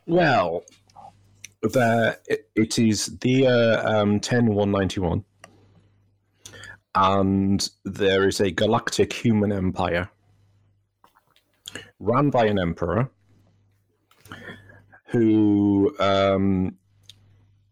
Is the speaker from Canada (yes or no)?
no; United Kingdom; as a Brit